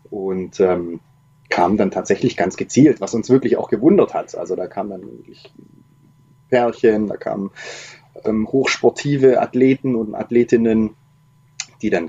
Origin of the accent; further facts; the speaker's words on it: Baden-Württemberg, Germany; also ich komme ursprünglich aus dem Schwarzwald. Da war das mit diesen Busverbindungen auch eine totale Katastrophe